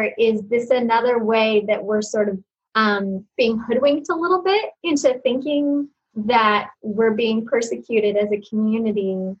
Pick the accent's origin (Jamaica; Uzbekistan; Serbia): Uzbekistan; I grew up outside the United States in Uzbekistan, a country where it was Christians were persecuted in the really almost like biblical sense of the word.